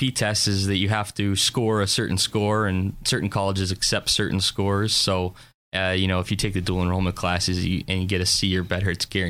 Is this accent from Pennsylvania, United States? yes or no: yes; Harbor Creek, Pennsylvania, United States; Okay, so I grew up in Harbor Creek, went to Harbor Creek High School all 13 years, kindergarten through graduation.